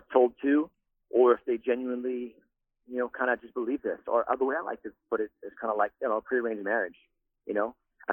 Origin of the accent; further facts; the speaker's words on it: New York, United States; now in Central Florida, United States; I grew up in New York.